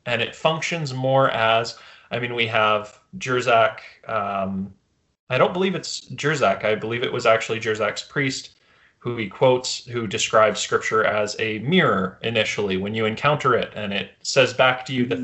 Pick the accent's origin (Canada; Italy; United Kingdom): Canada; as a Canadian